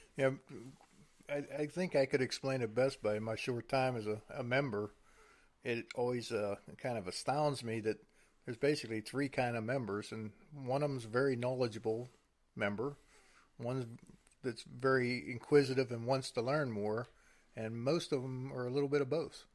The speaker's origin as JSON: {"language": "English", "region": "Pennsylvania", "country": "United States", "said": "we're from Pennsylvania"}